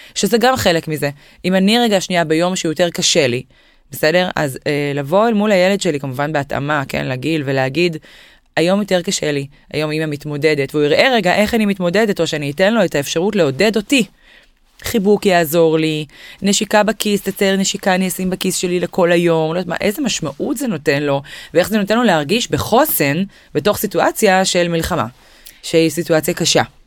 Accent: Israel; אנחנו ישראלים

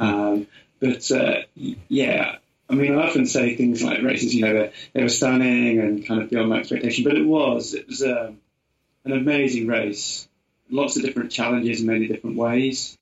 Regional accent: Portishead, South West England, United Kingdom; accent: Somerset; Down near Bristol, okay. a little place called Portishead

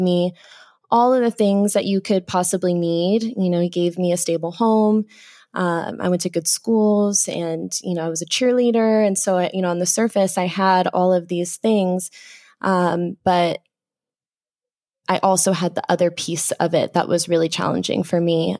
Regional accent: Phoenix, Arizona, United States; was born and raised in the Phoenix area

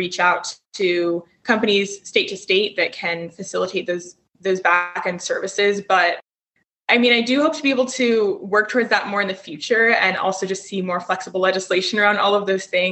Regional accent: Denver, Colorado, United States; growing up in Colorado and in Denver specifically

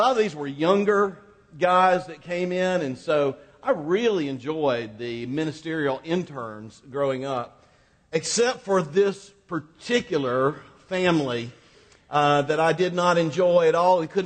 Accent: Quincy, Florida, United States; My hometown of Quincy, Florida is about as Mayberry-ish as any little town that you could find

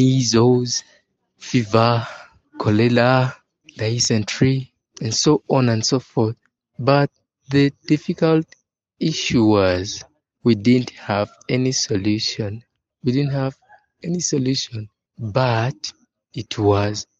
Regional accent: Uganda; I'm 25 years old and I'm from Uganda. Uganda is a country found in East Africa

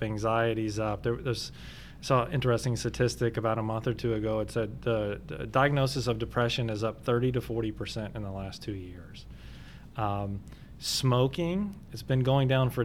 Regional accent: Kentucky, United States; moved away; I'm actually not from the area. I'm from Kentucky

